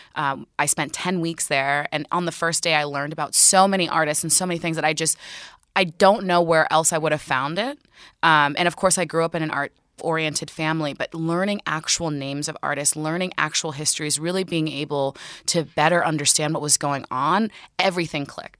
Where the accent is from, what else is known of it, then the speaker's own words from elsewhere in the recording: Newark, New Jersey, United States; I grew up fifteen minutes outside of Newark, New Jersey